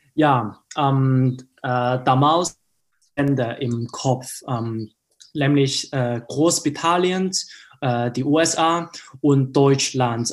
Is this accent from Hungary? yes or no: no; Hong Kong; German is a second language; moved away as an adult; now in Germany; Hongkong ist meine Heimatstadt